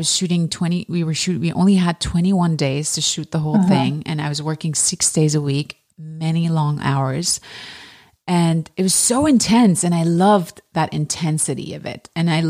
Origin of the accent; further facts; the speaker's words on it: Germany; also born or lived in Iran; I was born in Iran and I grew up in Germany